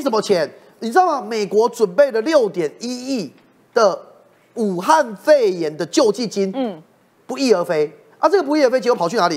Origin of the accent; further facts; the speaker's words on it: Taiwan; 那我们台湾人民真的更要觉醒。